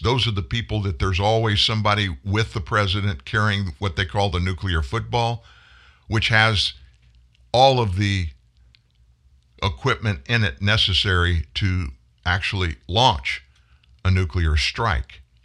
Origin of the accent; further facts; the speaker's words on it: the South, United States; I live in the South. I'm from the South